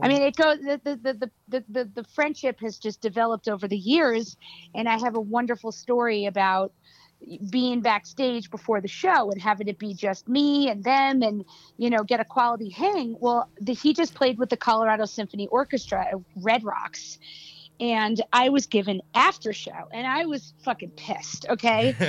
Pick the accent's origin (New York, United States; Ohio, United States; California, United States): New York, United States; New York City; I was raised in in New York City